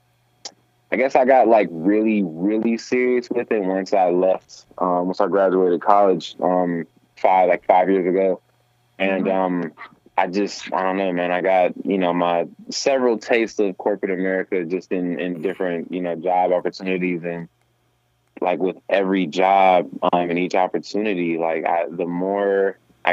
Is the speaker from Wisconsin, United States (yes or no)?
yes; Milwaukee, Wisconsin, United States; I'm a hip-hop artist, born and raised in Milwaukee, Wisconsin